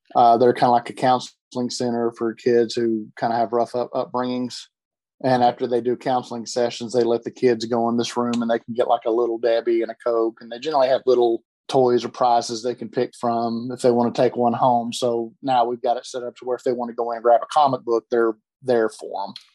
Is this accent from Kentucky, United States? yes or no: yes; Lexington, Kentucky, United States; now in Chattanooga, United States; I'm originally from Lexington, Kentucky